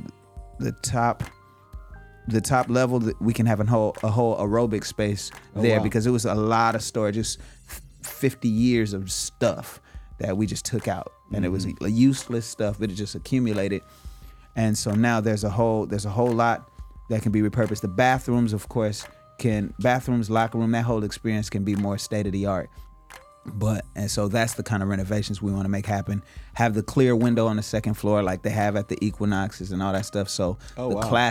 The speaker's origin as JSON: {"language": "English", "town": "Inglewood", "region": "California", "country": "United States", "said": "I'm from Inglewood"}